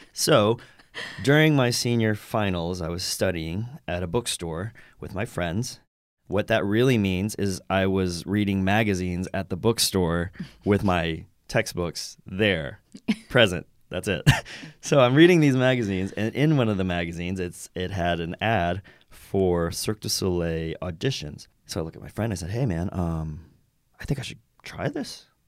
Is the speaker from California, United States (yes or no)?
no; Roanoke, Virginia, United States; moved away as an adult; also born or lived in New York / Los Angeles; I grew up in Roanoke, Virginia